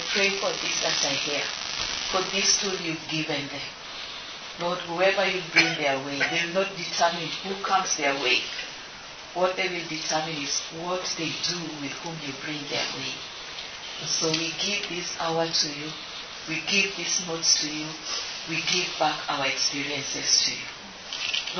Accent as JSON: {"language": "English", "country": "Kenya", "said": "I stand here as a Kenyan"}